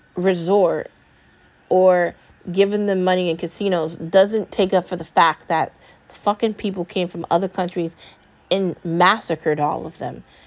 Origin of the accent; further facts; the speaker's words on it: United States; I'm an American. My mom's an American